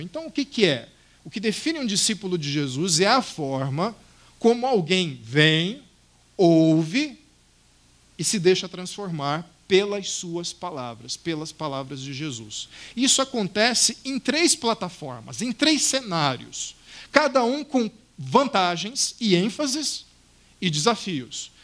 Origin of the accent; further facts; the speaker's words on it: Cuiabá, Mato Grosso, Brazil; moved away; no centro da cidade de Cuiabá, de onde eu vim